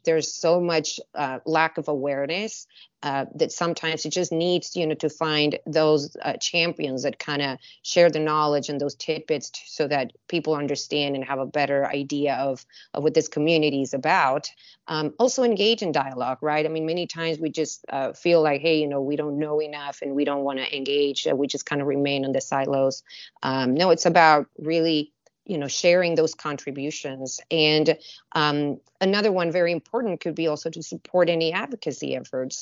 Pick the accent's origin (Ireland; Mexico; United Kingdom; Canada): Mexico; Mexicali, Baja California; moved away as an adult; now in San Diego, United States; I was born and raised in Mexico in a border city called, uh, Mexicali